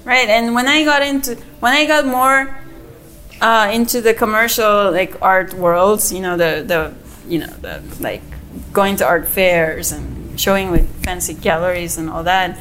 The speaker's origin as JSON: {"language": "English", "country": "South Korea", "tie": "born or raised there", "also_born_or_lived": "United States", "moved": "yes", "lives_now": "Yucatan, Mexico", "said": "I grew up in Korea. I'm like fully Korean"}